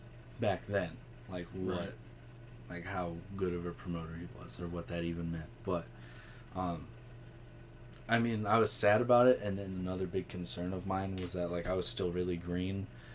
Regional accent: Oregon, United States; I did start pushing to Zeke pretty hard to, like, run up in Oregon.

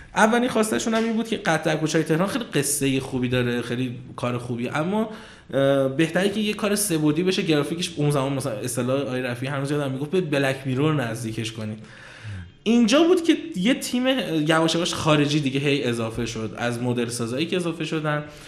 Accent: Kashan, Isfahan, Iran; moved away as an adult; also born or lived in Tehran; من کاشانی هستم اصالتا اهل کاشانم بعد خب کاشان هم زندگی میکردم تا 86 که تهران قبول شدم دانشگاه

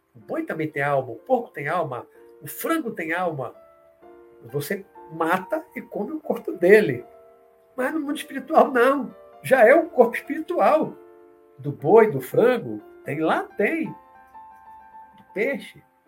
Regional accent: Salvador, Bahia, Brazil; Eu vi muito na minha adolescência aqui, na Pituba, aqui em Salvador.

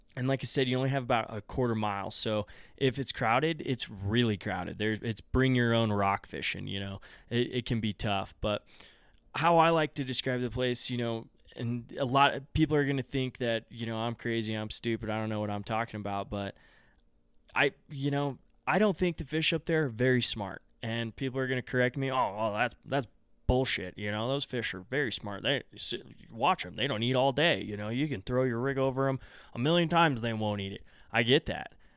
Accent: Front Range of Colorado, United States; also born or lived in Gunnison, Colorado; I grew up on the Front Range of Colorado

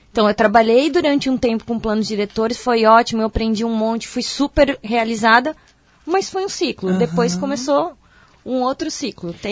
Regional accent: Indaial, Santa Catarina, Brazil; É, eu sou de Indaial, aqui cidade vizinha, né, de Blumenau.

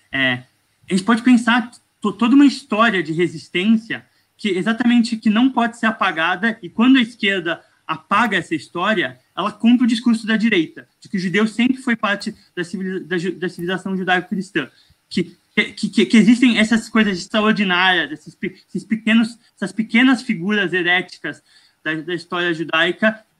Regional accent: Morocco; É, não, eu sou, eu sou marroquino, eu tenho.

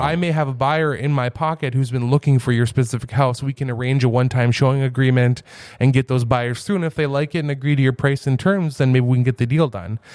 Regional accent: Fargo, North Dakota, United States; moved away as an adult; now in Grand Forks, United States; I grew up in South Fargo

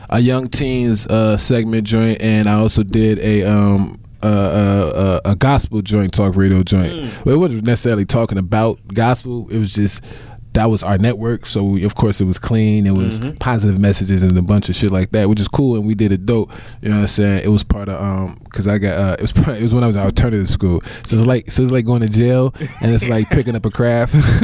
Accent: Chicago, Illinois, United States; I'm a Midwest nigga all day

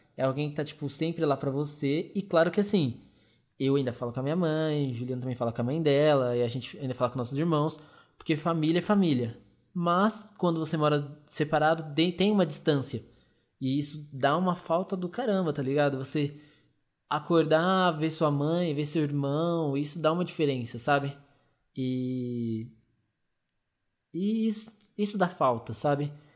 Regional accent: Arujá, São Paulo, Brazil; eu e os meninos a gente é de Arujá, bem depois de Guarulhos

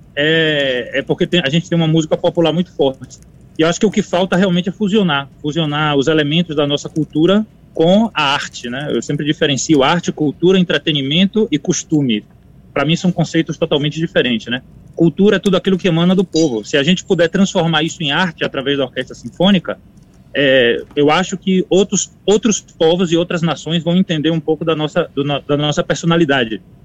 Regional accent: Bahia, Brazil; moved away; da Bahia, né? Que é de onde, onde eu nasci.

